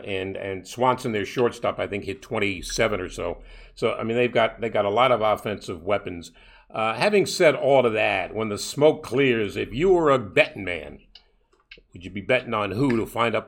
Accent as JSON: {"language": "English", "town": "New York City", "region": "New York", "country": "United States", "tie": "born or raised there", "said": "when I was a kid growing up in Brooklyn."}